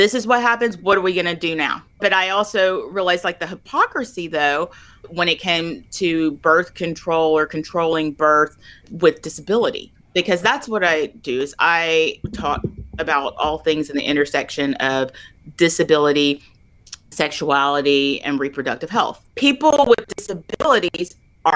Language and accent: English; Little Rock, Arkansas, United States; I grew up in the South in Arkansas, in Little Rock